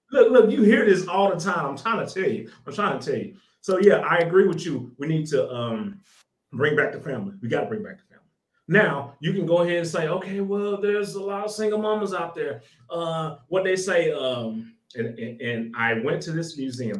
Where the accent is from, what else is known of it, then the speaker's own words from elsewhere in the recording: Little Rock, Arkansas, United States; I'm from Arkansas, so I was in Little Rock, Arkansas during that whole little banging in Little Rock. That was crazy. That was in the 90s. That was crazy. Drive by shooting, Bloods and Crips, all that. I was on 13th Street over there. If anybody can look it up, I was over there. That's where I grew up.